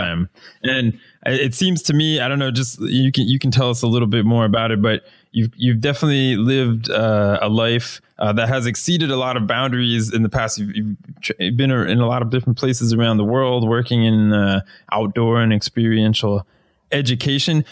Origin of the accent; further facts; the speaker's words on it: Florida, United States; moved away; I'm originally from the United States. I'm from Florida, which is about one of the flattest places